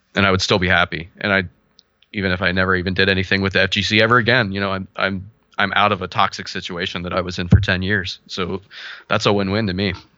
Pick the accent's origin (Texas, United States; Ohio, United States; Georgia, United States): Ohio, United States; Cincinnati; I'm from Cincinnati, Ohio